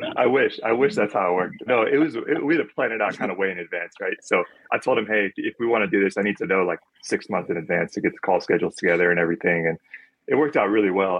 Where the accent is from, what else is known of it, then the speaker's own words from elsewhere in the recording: Phoenix, Arizona, United States; I grew up in Phoenix, so it's always been hot out here